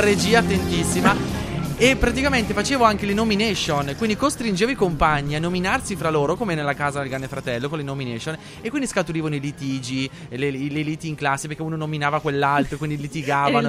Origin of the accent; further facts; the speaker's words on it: Nembro, Lombardy, Italy; io vengo da Nembro, che è un paesino minuscolo di Bergamo